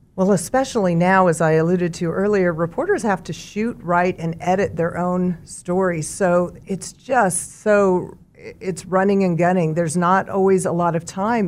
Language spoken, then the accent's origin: English; Mulvane, Kansas, United States; also born or lived in Topeka, Kansas; now in Wichita, United States; I grew up in Mulvane on a farm